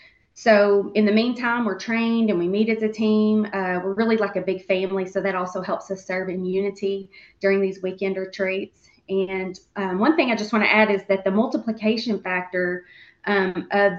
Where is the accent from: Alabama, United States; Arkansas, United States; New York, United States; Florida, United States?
Arkansas, United States; Central; I grew up right here in Central Arkansas and still live here, right here in Central Arkansas